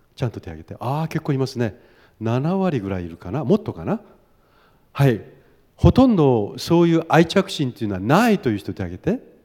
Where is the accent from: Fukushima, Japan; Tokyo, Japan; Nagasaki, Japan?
Tokyo, Japan; ずっと東京育ちなんですけれども